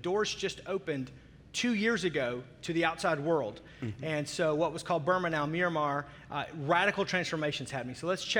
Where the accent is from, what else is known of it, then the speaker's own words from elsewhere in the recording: United States; when you fly in as an American